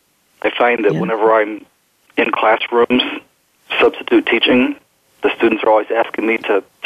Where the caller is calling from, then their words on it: Illinois, United States; I'm calling from Beeson, Illinois.